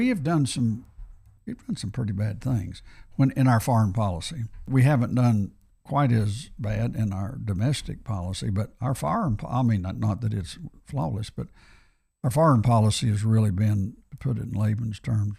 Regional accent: United States; I'm an American and I love my country

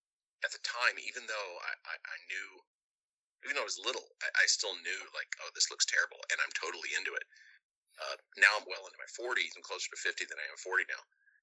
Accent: Indiana, United States; growing up in Indiana

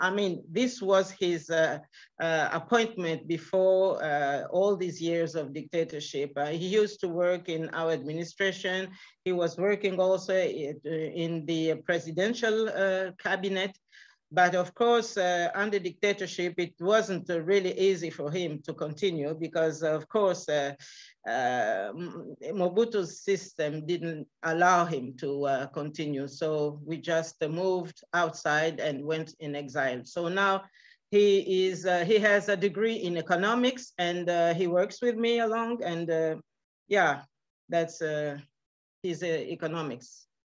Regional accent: Switzerland; born or raised there; also born or lived in Kinshasa, Democratic Republic of the Congo

